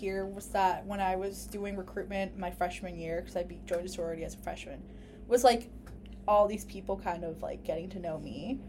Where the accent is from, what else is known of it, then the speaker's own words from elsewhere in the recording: Malden, Massachusetts, United States; first language Spanish; English is a second language; I'm from Malden